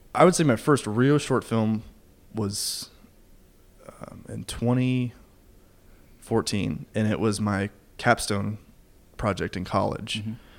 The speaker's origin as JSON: {"language": "English", "region": "Kentucky", "country": "United States", "moved": "yes", "lives_now": "Nashville, United States", "said": "I'm li- currently living in Nashville right now, but um, I'm actually from Kentucky"}